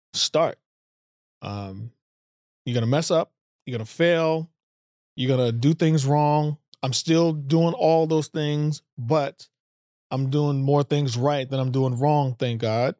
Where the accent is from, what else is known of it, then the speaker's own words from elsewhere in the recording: United States; being American and African American